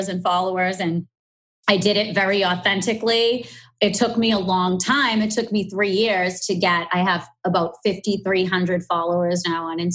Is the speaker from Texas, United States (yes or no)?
no; Boston, Massachusetts, United States; accent: strong Boston; I do have a strong Boston accent